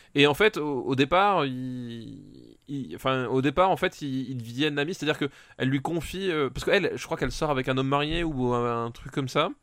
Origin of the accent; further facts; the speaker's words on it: France; Je suis français, je parle français